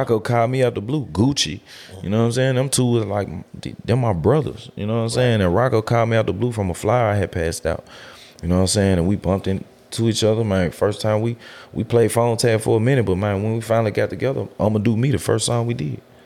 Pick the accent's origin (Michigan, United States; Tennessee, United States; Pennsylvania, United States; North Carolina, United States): Tennessee, United States; Memphis; also born or lived in Cordova, Tennessee; I grew up in White Haven.